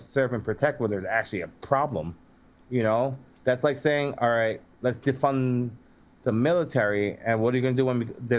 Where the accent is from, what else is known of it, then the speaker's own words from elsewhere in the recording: New York City, New York, United States; I grew up in Brooklyn. There was not very many black white people in my area in Brooklyn.